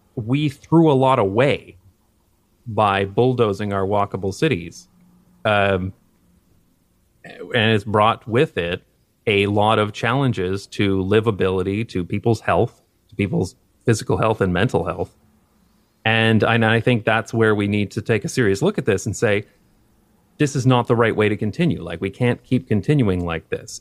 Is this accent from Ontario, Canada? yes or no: yes; London, Ontario, Canada; moved away; growing up in London, Ontario, Canada